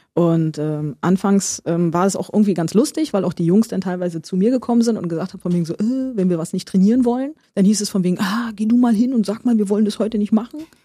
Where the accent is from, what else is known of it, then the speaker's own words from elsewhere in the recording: Berlin, Germany; Wir Berliner